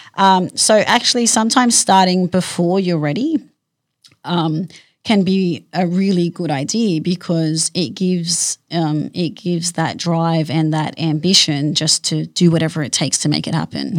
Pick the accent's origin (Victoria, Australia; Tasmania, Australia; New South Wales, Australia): New South Wales, Australia; Sydney; I grew up in Western Sydney